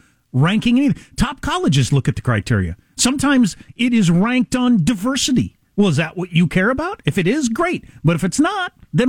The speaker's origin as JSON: {"language": "English", "town": "Chicago", "region": "Illinois", "country": "United States", "tie": "born or raised there", "moved": "yes", "said": "I grew up in Chicago."}